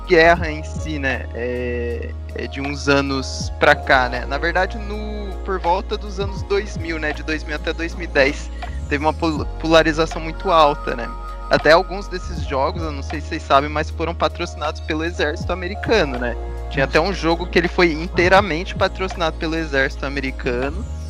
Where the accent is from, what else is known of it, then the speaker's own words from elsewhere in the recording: Brazil; nós, como brasileiros